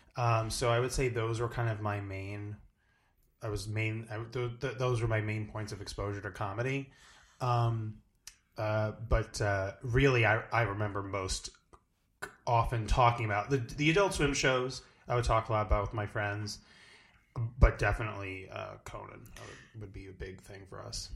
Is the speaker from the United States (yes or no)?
yes; New Jersey, United States; I'm from, originally from New Jersey. I'm, like, from the shore area